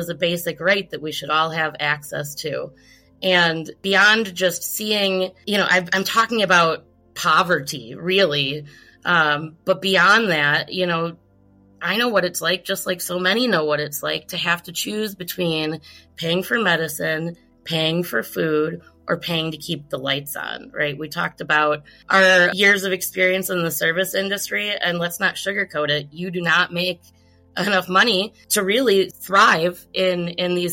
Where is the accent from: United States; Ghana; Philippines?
United States; Milwaukee, Wisconsin; my hometown of Milwaukee